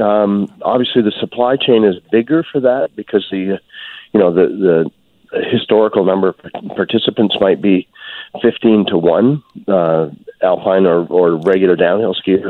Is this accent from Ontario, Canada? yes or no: no; British Columbia, Canada; as British Columbians